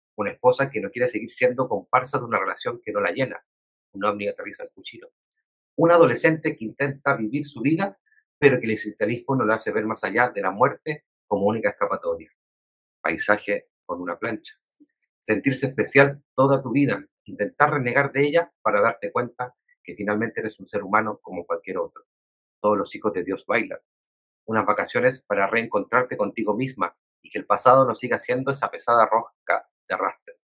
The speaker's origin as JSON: {"language": "Spanish", "country": "Chile", "said": "nos sucede a nosotras y nosotros como chilenos y chilenas"}